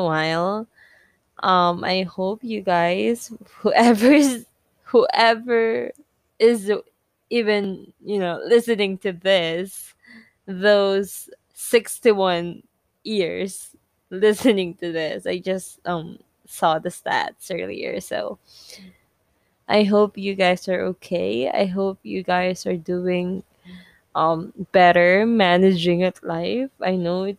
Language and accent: English; Philippines; English is a second language; I'm Filipino